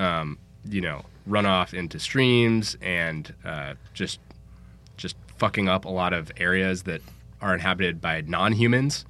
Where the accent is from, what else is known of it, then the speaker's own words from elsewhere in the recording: San Francisco, California, United States; I'm from San Francisco